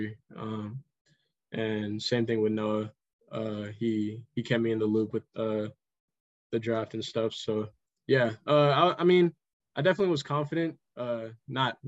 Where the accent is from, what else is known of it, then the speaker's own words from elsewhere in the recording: Pacifica, California, United States; We grew up playing in Pacifica together for that travel team, Pacifica Chaos.